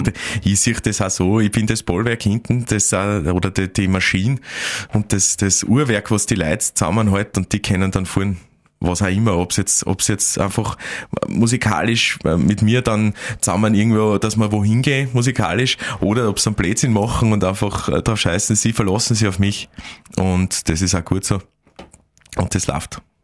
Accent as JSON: {"language": "German", "area": "Admont", "region": "Styria", "country": "Austria", "tie": "born or raised there", "also_born_or_lived": "Graz", "moved": "as an adult", "lives_now": "Vienna, Austria", "said": "ich bin dort geboren, ich lebe dort sehr, also ich habe dort gelebt, bis ich 18 war"}